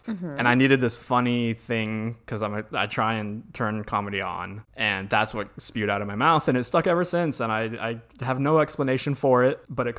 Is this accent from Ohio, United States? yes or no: no; St. Petersburg, Florida, United States; also born or lived in Scotland; not when I lived in Scotland, but when we lived in Florida, I grew up in St. Pete